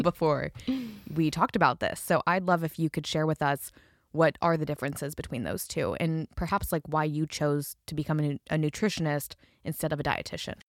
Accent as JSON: {"language": "English", "region": "Idaho", "country": "United States", "said": "I'm from Idaho"}